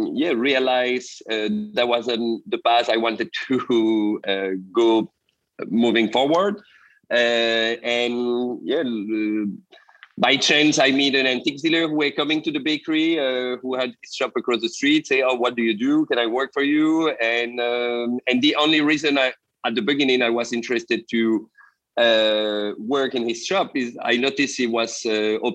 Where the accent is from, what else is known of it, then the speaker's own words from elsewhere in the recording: Belgium; I'm from Belgium originally.